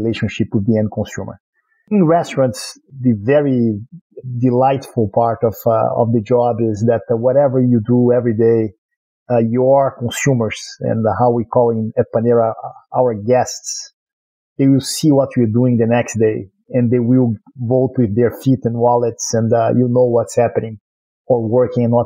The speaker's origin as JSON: {"language": "English", "region": "Rio de Janeiro", "country": "Brazil", "tie": "born or raised there", "accent": "Brazilian", "second_language": "English", "moved": "as an adult", "lives_now": "United States", "said": "I was born in Brazil, in Rio, born and raised, actually, lived in a lot of places, and became a U.S. citizen a few years back"}